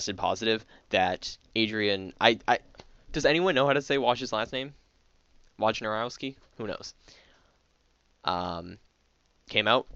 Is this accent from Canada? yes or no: yes; Canada; I'm Canadian